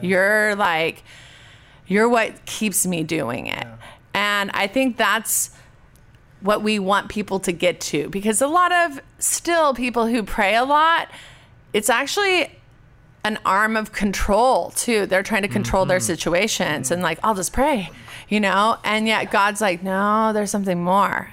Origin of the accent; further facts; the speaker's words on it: Orange, California, United States; I grew up public school in Orange, California